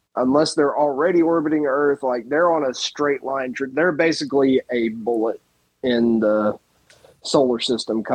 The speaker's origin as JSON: {"language": "English", "region": "Mississippi", "country": "United States", "said": "I'm from Mississippi"}